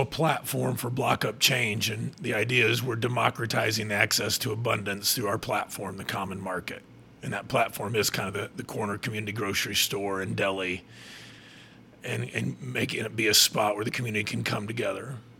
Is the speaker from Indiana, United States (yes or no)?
yes; Fairmount, Indiana, United States; now in Muncie, United States; I'm from Fairmount, actually, which is a little tiny, tiny town, like 30 minutes from here